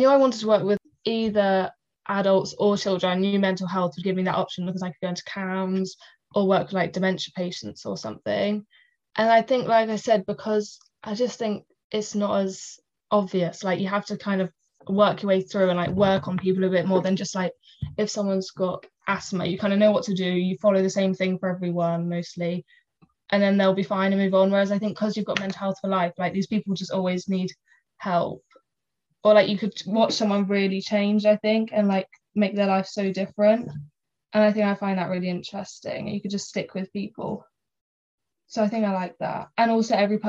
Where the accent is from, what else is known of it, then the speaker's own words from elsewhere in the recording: Oxford, South East England, United Kingdom; I'm 19 and I'm from Oxford.